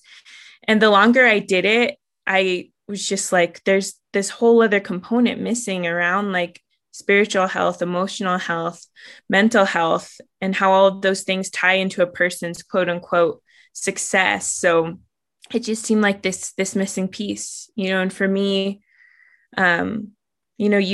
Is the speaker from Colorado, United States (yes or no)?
yes; Southern Ute Reservation, Colorado, United States; I grew up on the Southern Ute Reservation where my father's from